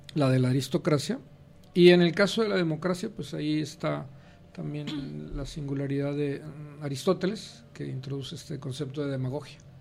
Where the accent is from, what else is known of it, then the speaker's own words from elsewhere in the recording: Nuevo Laredo, Tamaulipas, Mexico; also born or lived in Monterrey, Nuevo León / Mexico City; now in Guadalajara, Mexico; nací en la frontera, en Nuevo Laredo, Tamaulipas. Y después de ahí eh, me fui a la Ciudad de México